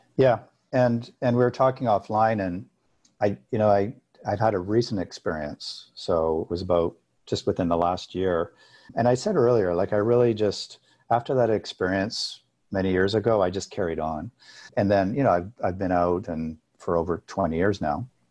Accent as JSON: {"language": "English", "region": "Alberta", "country": "Canada", "tie": "born or raised there", "said": "I grew up in Alberta, which is like Texas mixed with Colorado in Canada"}